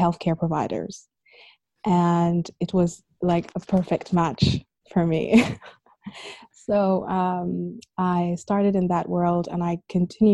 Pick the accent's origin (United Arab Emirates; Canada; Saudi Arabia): United Arab Emirates; Abu Dhabi; also born or lived in Sudan; growing up here in Abu Dhabi, like when I started school, I was really, really young.